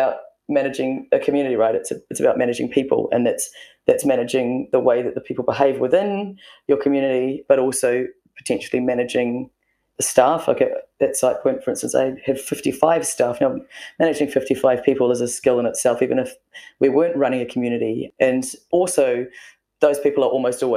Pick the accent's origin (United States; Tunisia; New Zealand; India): New Zealand; being a Kiwi and we're kind of pretty self-deprecating